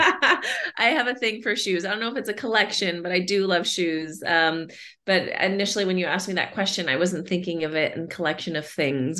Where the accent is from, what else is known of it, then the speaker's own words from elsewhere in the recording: Southern California, United States; moved away as an adult; now in Austin, United States; I'm originally from Southern California, born and oh, raised wow. in, uh, well, born in Northern California, but raised in Southern California, and made the trip out to Austin about 12 years ago